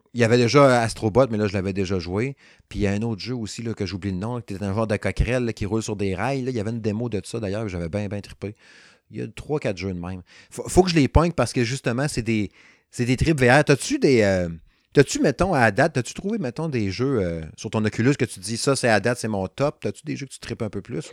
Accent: Quebec, Canada; moved away; je suis originaire du Saguenay-Lac-Saint-Jean. Je reste plus là depuis 1995

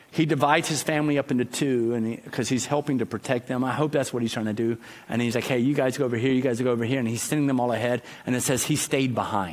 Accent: the South, United States; moved away; I'm from the South originally

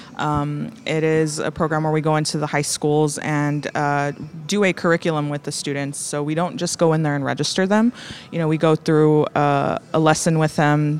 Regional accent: Rio Grande Valley, Texas, United States; I'm actually from the Rio Grande Valley.

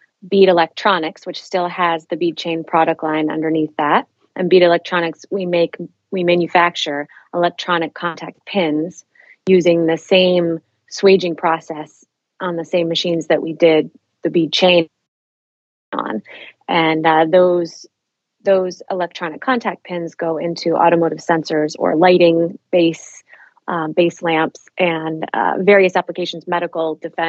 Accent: Alaska, United States; moved away; also born or lived in Chicago, Illinois; I was born in Southeast Alaska. In a town so small, we had to be flown to Juneau for my mom to have a cesarean section. But I actually lived all around the state of Alaska, aside from a 2-year stint outside of Chicago, Illinois, but spent the, basically the first 17 years of my life in Alaska all around.

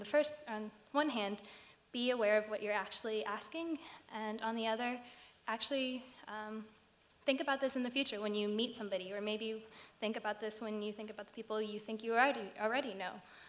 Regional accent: West Palm Beach, Florida, United States; They usually say, oh, where are you from? And I say, Florida. And then the next question is, okay, but where were you born? And so I say West Palm, or maybe the hospital I was born in.

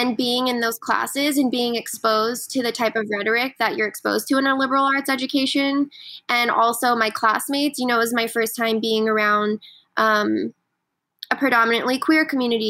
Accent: Laguna Beach, California, United States; growing up in Laguna was really interesting

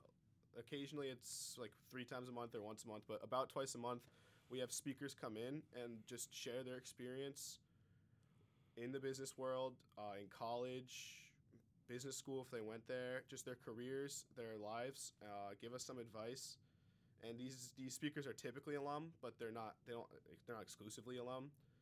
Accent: Cohasset, Massachusetts, United States; I'm a senior. I've been going here for 6 years, and I'm from Cohasset.

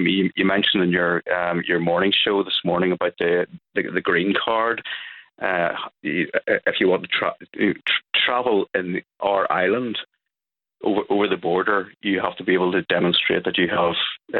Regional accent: Northern Ireland, United Kingdom; I'm an Ulsterman, first and foremost. I'm an Irishman, second. I'm a European, third. And I'm British, which is fourth on the list.

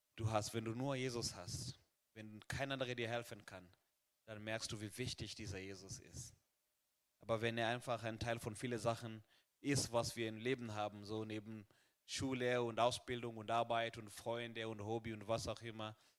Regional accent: Kenya; now in Germany; in meinem Heimatland Kenia

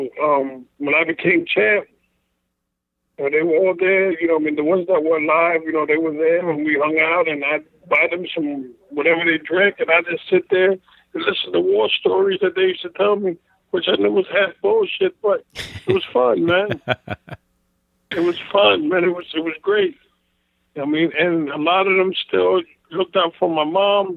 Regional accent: Brentwood, New York, United States; I grew up in New York

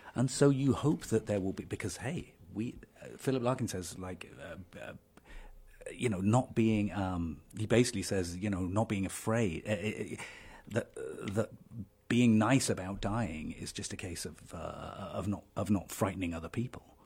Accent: Dover, South East England, United Kingdom; moved away; I grew up in Dover

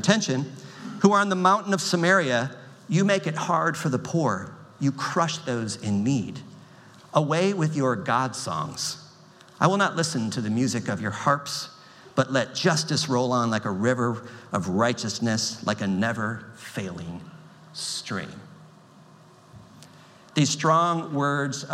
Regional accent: United States; I'm an American citizen. I'm not ashamed of that. I'm grateful to have been born in this country

